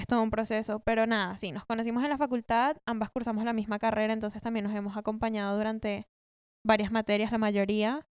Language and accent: Spanish; Colombia; moved away as an adult; also born or lived in Venezuela; now in Buenos Aires, Argentina; no soy de acá. Em, venía de Colombia, viví ahí nueve años, me mudé cuando tenía nueve, pero nací en Venezuela